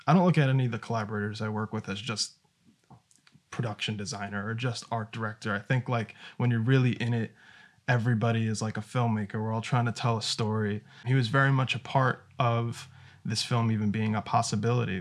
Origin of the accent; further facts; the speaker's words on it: New York, United States; I'm from New York